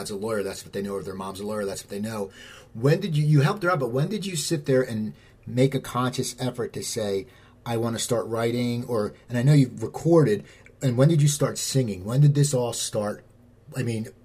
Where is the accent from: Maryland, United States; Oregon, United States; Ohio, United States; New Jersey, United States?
New Jersey, United States; I grew up in New Jersey